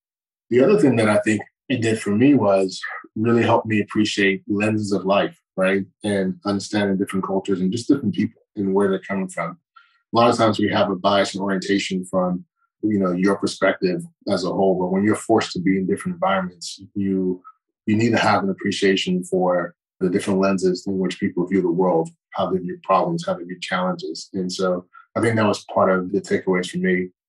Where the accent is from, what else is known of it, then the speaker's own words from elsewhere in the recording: Morristown, New Jersey, United States; born there; Yeah, I was born in Morristown, New Jersey. And I say that I was raised in a lot of different places